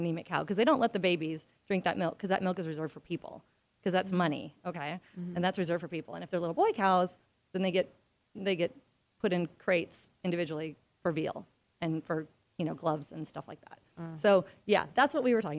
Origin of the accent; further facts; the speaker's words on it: Midwest, United States; I grew up in the Midwest